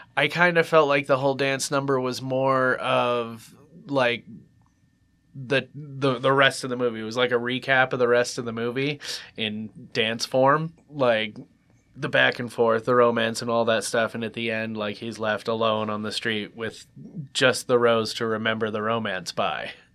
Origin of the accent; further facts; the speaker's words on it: United States; I'm American